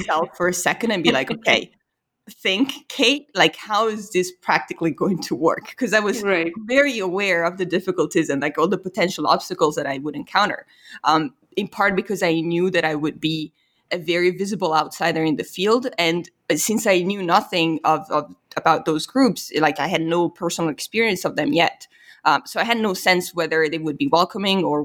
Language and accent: English; Italy; now in United States; I was from Italy, there was just this immediate cultural recognition